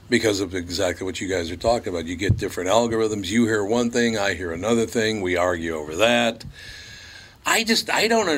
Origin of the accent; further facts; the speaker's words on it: Long Prairie, Minnesota, United States; I was born in Long Prairie, Minnesota